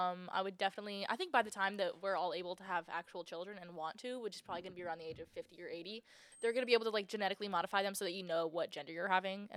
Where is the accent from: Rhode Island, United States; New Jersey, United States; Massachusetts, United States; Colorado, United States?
Massachusetts, United States; Cape Cod; also born or lived in Florida; now in Ohio, United States; I originally am from Cape Cod, Massachusetts.